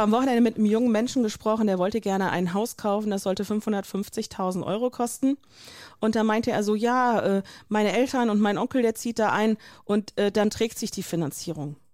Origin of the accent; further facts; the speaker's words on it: North Rhine-Westphalia, Germany; ich komme aus Nordrhein-Westfalen